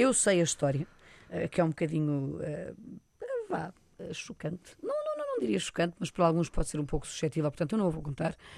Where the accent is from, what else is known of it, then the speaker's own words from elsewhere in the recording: Portugal; é daqui que eu sou